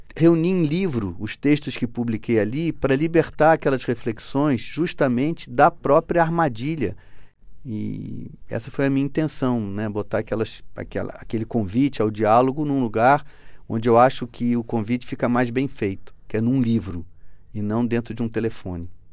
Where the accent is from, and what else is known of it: Brazil; now in Portugal